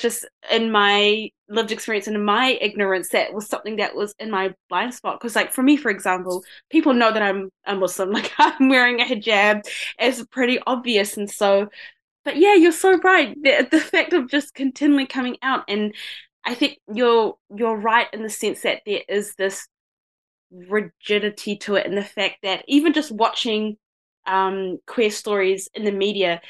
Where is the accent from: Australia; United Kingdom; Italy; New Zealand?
New Zealand; accent: Kiwi; my voice and my accent, because I do sound pretty Kiwi